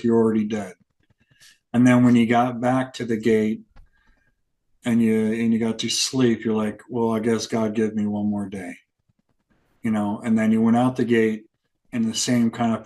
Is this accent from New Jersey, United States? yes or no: no; Arizona, United States; I came from Arizona